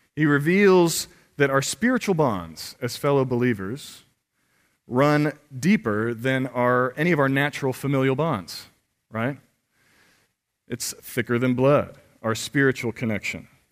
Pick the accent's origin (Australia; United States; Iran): United States; Pittsburgh, Pennsylvania; moved away; I'm from Pittsburgh